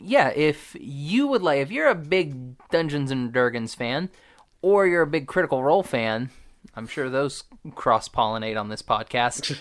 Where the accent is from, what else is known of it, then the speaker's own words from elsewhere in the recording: Oklahoma, United States; I'm from Oklahoma